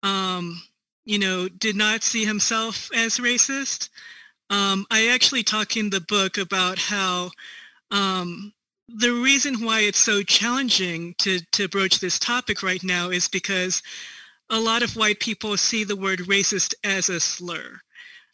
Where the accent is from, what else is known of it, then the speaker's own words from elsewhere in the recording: Northern Virginia, United States; moved away as an adult; also born or lived in Seongnam, South Korea; now in Denver, United States; I was adopted at 4 months old to the DC area. I grew up in Northern Virginia, and then I moved to Denver in 2017